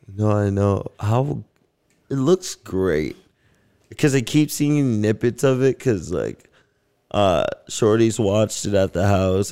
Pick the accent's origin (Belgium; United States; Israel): United States; Las Vegas, Nevada; also born or lived in Canada; now in Vancouver, Canada; growing up in Vegas, it was the same fucking house every